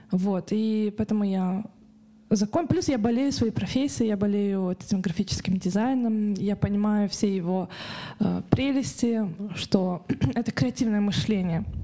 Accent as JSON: {"language": "Russian", "town": "Karaganda", "region": "Karaganda Region", "country": "Kazakhstan", "lives_now": "Almaty, Kazakhstan", "said": "потому что я приехала из Караганды, угу. и я никогда не была в этой сфере, да, я не была в Алмате, там, да, не проживала в этом городе"}